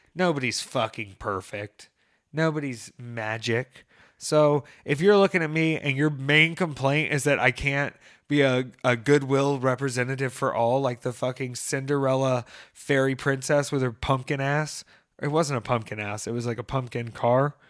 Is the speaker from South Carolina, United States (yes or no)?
yes; Greer, South Carolina, United States; I grew up in Greer, Peter, out there in Greer by the G S P airport